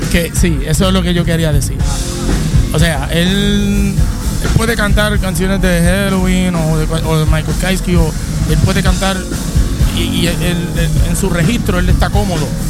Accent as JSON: {"language": "Spanish", "town": "San Sebastián", "country": "Puerto Rico", "tie": "born or raised there", "said": "somos naturales de San Sebastián, del área oeste"}